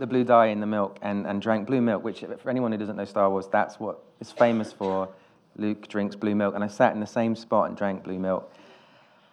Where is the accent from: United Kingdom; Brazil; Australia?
United Kingdom; Nuneaton, West Midlands; also born or lived in Wales; I'm from Nuneaton, this town in the Midlands